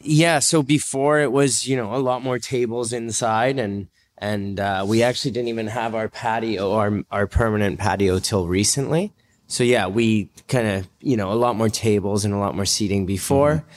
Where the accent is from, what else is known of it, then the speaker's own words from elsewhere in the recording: North Shore, British Columbia, Canada; we're all from North Shore